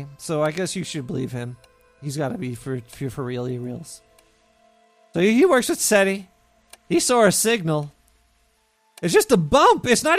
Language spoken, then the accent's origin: English; Brooklyn, New York, United States; accent: Brooklyn; People are like, you're from Brooklyn? I'm like, yeah, you can't tell from my voice. You know, everybody from Brooklyn, New York talks like this right here.